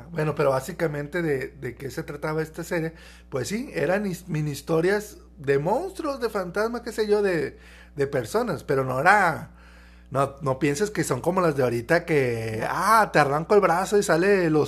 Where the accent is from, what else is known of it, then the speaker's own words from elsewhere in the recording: Tijuana, Baja California, Mexico; now in Monterrey, Mexico; Nuevo León, pero originalmente somos de, Tijuana. Sí, {S1} ya, ya {S0} bastantito tiempo aquí, ya prácticamente somos regios, o sea, ya, inclusive nuestro tono ya es, ya es regio